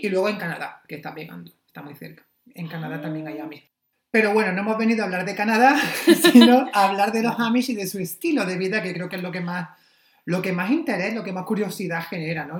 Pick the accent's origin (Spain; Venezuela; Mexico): Spain; Almería, Andalusia; also born or lived in Pennsylvania; yo soy de Almería